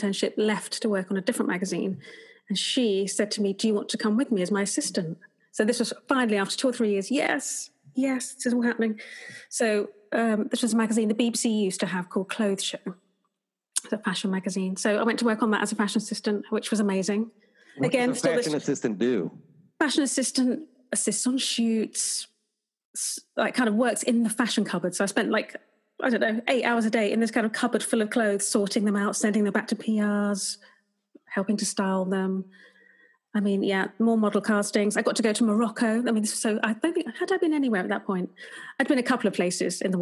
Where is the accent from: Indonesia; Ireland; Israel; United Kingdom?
United Kingdom; Potters Bar, East of England; moved away as an adult; also born or lived in Liverpool; Potter's Bar, my hometown.